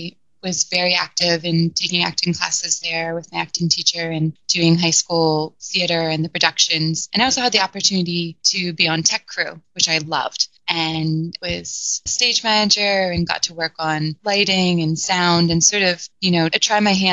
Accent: West Chester, Pennsylvania, United States; now in Los Angeles, United States; So I grew up outside of Philadelphia in Westchester, Pennsylvania, out sort of in the suburbs, countryside.

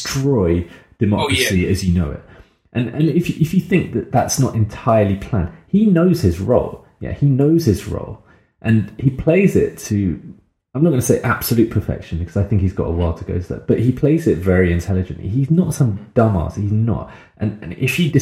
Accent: United Kingdom; we couldn't even say we're from the UK at that point

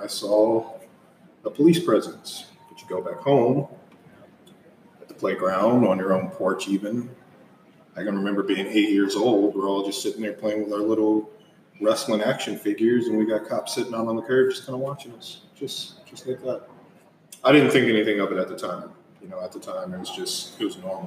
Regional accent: East Cleveland, Ohio, United States; I grew up in East Cleveland, kind of moving all around it

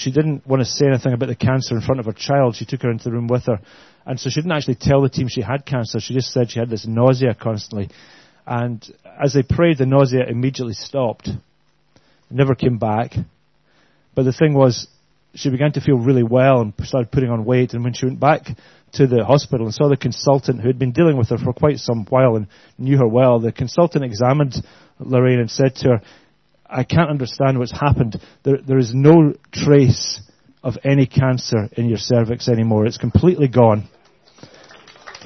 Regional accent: Glasgow, Scotland, United Kingdom; I hope you can understand our accents. We're fairly good. We're from Glasgow

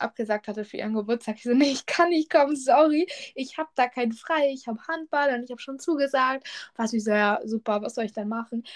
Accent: Germany; ich komme aus der Nähe von Hamburg

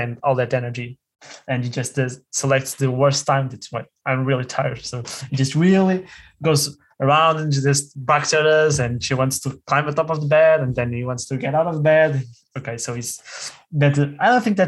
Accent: Lisbon, Portugal; now in Porto, Portugal; I'm originally from Lisbon. I'm currently living in Porto

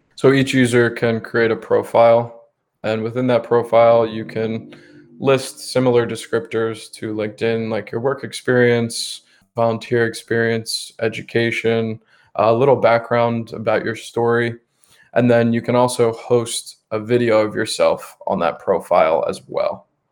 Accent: Bucks County, Pennsylvania, United States; I grew up mainly in Bucks County, Pennsylvania. It's the suburbs right outside of Philadelphia

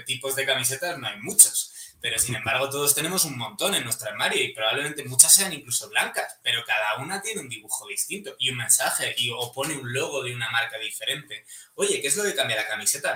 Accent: Madrid, Community of Madrid, Spain; soy un chico de Madrid

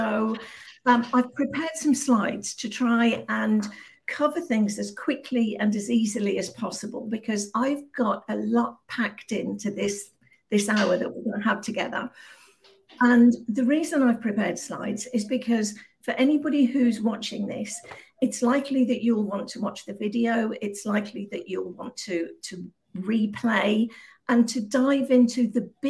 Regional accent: Birmingham, West Midlands, United Kingdom; moved away as an adult; now in Malaga, Spain; I'm originally from Birmingham in the Midlands, right in the middle of the UK

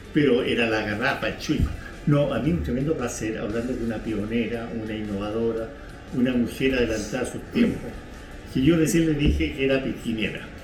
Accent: Chile

